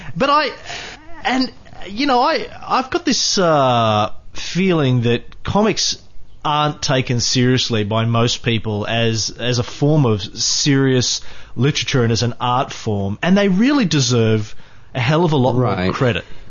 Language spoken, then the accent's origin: English; country Queensland, Australia; I grew up in um, country Queensland